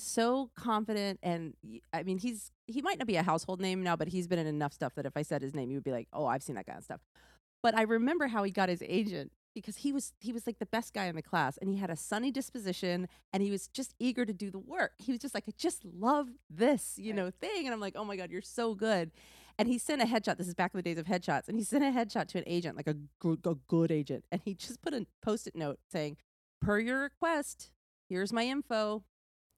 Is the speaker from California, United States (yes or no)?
no; Texas, United States; accent: southern; moved away; also born or lived in New York; I was from Texas